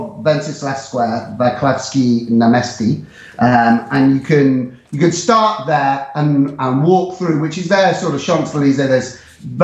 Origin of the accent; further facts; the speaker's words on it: England, United Kingdom; moved away as an adult; also born or lived in Prague, Czech Republic; now in Warsaw, Poland; as an English person